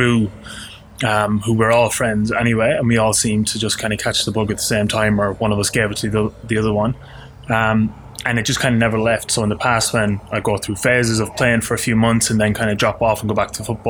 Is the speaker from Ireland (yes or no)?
yes; Portlaoise, Leinster, Ireland; now in Australia; I grew up in a place called Portlaoise